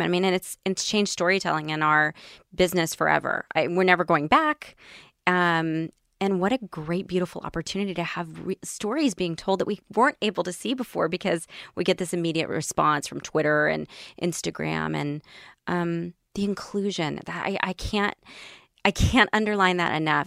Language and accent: English; Tennessee, United States; I grew up in Tennessee